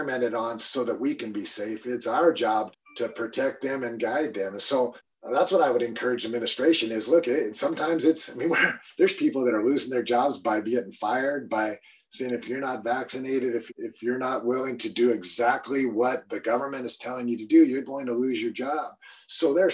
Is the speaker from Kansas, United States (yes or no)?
no; Eastern Washington, United States; I'm from Eastern Washington